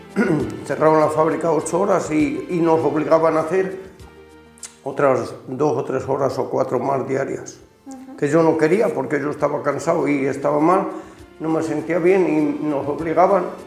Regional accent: Ciudad Rodrigo, Castile and León, Spain; born or raised there; moved away as an adult; also born or lived in Germany

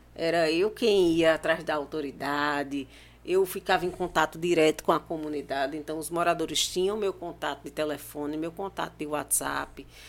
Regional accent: Pernambuco, Brazil; eu sou pernambucana

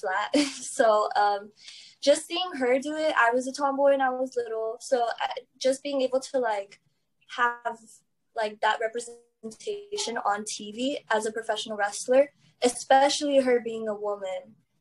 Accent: Laredo, Texas, United States; also born or lived in Houston; I'm from Laredo

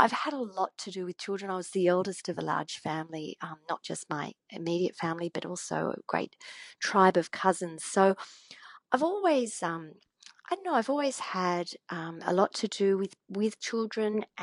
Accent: Australia; we as Australian storytellers

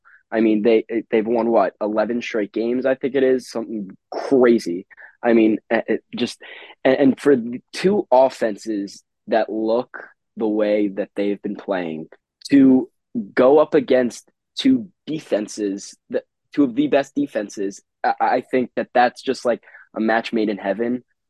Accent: Long Island, New York, United States; moved away; I'm a Long Island guy. I'm from New York.

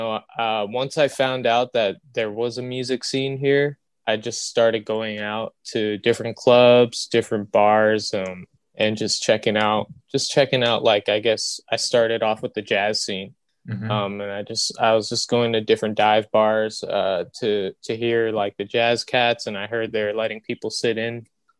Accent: Maryland, United States; also born or lived in New York; now in Hawaii, United States; I'm originally from Maryland. Born just outside of DC. I lived in New York for some time, and then I made my way over to Hawaii, and I've been in Hawaii ever since.

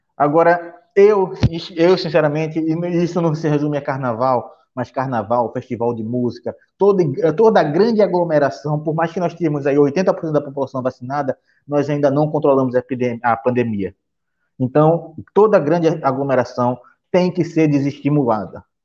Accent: Recife, Pernambuco, Brazil; eu como bom recifense

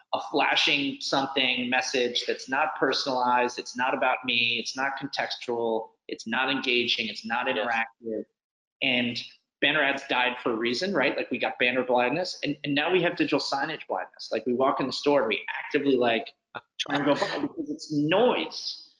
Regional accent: New York City, New York, United States; I'm a New Yorker, which I think has always played in. I actually live in, I grew up in the, the house where uh, I Am Legend was filmed uh, right on Washington Square Park

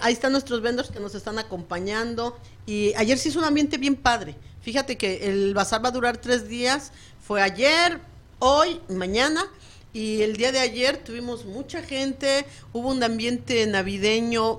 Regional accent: Mexico City, Mexico; moved away; yo vengo de la Ciudad de México

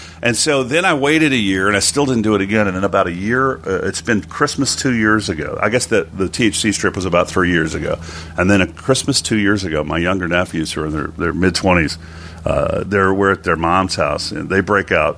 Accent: West Texas, United States; I grew up in a lower class working family in West Texas of absolute fucking racist rednecks.

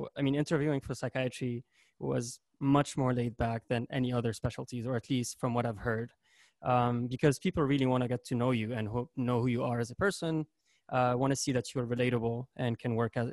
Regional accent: Lebanon; moved away as an adult; now in St. Louis, United States

